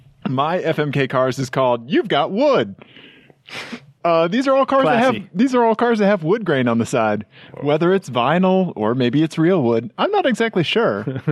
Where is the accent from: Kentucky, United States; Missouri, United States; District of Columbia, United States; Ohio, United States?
Missouri, United States; now in Colorado, United States; I'm from Missouri, and that's redneck for me.